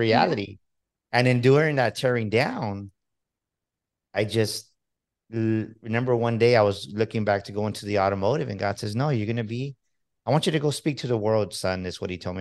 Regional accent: Texas, United States; I'm from Texas

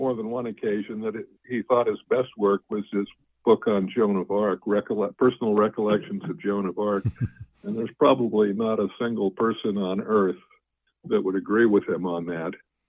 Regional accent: Berkeley, California, United States; I grew up in Berkeley across the bay from San Francisco

